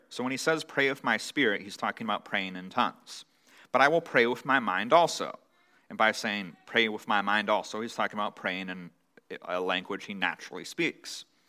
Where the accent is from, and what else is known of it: United States